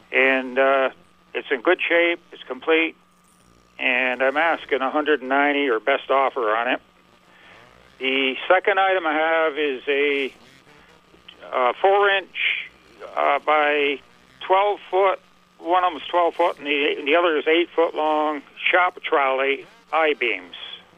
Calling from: Port Henry, New York, United States; I'm calling from the Port Henry area, locale, mm-hmm. New York.

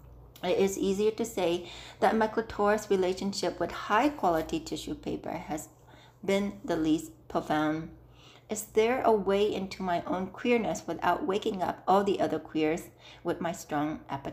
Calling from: Las Vegas, Nevada, United States; I'm calling from Las Vegas

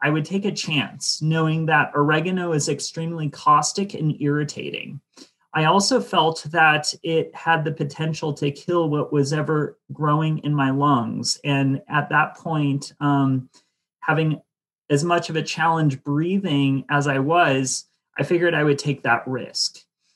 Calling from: Ashland, Oregon, United States; I'm back at the lab in Ashland, Oregon.

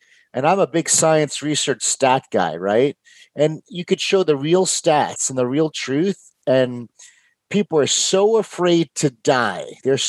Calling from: Houston, Texas, United States; Houston, Texas. I'm right in Houston.

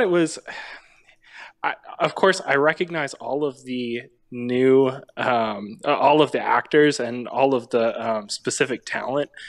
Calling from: Nashville, Tennessee, United States; I'm calling, uh, from just outside Nashville.

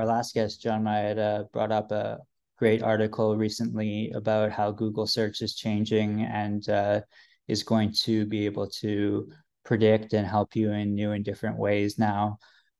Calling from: Vancouver, British Columbia, Canada; I mean, I'm recording from Vancouver, Canada

